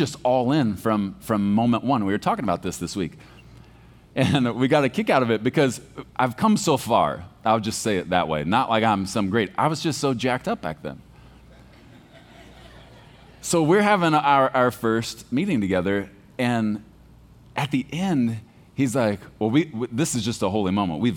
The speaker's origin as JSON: {"language": "English", "region": "Texas", "country": "United States", "tie": "born or raised there", "said": "I was born in Texas. Like, we eat red meat with our cereal in the morning."}